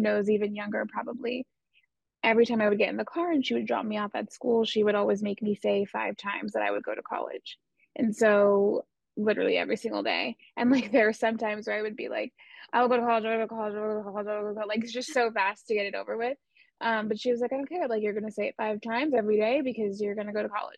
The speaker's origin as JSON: {"language": "English", "region": "Southern California", "country": "United States", "tie": "born or raised there", "said": "I grew up in Southern California"}